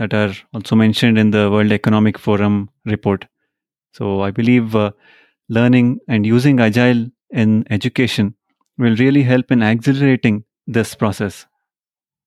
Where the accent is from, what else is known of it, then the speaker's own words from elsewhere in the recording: India; I'm from India